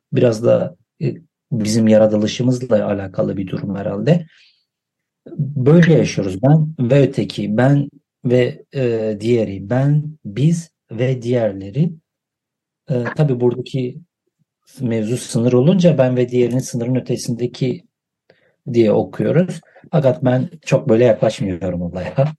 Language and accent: Turkish; Van, Turkey; also born or lived in Edirne; Van sınırında doğup büyüdüm.